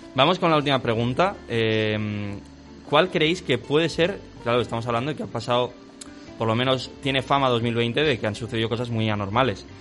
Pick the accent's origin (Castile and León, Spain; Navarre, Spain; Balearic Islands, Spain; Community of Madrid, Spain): Navarre, Spain; somos de Navarra